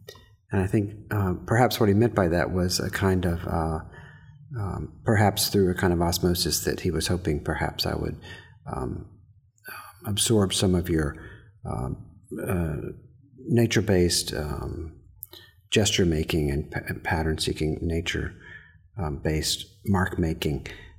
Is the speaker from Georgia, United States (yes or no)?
yes; Georgia, United States; And I was raised in Georgia, so I love the storytelling and the stories and the narrative.